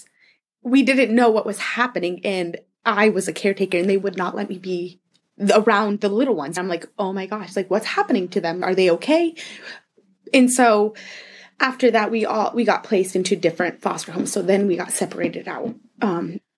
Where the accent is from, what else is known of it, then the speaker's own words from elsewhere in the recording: Anchorage, Alaska, United States; I was born and raised here in Alaska. I've been here my whole life. Grew up in Anchorage, mainly.